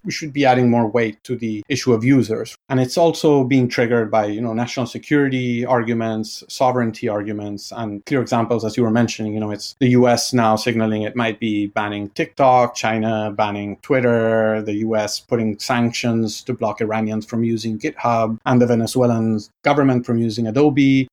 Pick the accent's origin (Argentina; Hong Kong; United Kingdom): Argentina; I'm from Argentina